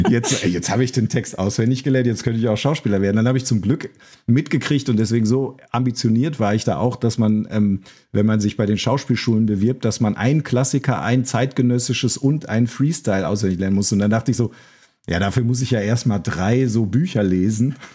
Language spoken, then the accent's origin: German; North Rhine-Westphalia, Germany; Also, ich bin auch aus dem Münsterland, da war das auch gar nicht so Thema